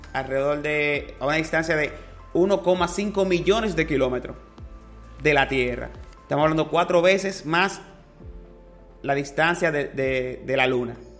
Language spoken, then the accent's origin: Spanish; Dominican Republic; Para nosotros es un orgullo como dominicano